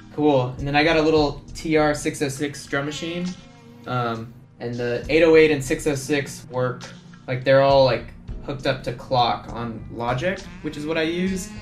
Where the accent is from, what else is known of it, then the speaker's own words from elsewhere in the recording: Laredo, Texas, United States; also born or lived in Austin, Texas; I grew up in this town called Laredo, Texas